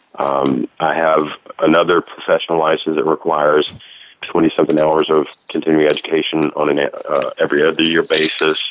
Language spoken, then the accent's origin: English; Tennessee, United States; A private investigator in Tennessee does that, which is my home state